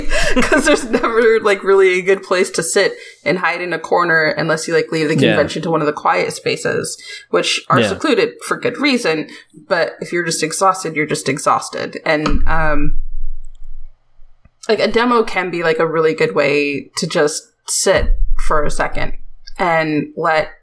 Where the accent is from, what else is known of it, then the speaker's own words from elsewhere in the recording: United States; I'm American